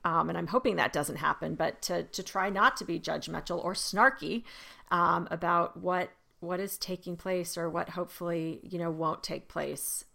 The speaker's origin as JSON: {"language": "English", "region": "Arizona", "country": "United States", "tie": "born or raised there", "said": "I remember growing up in Arizona"}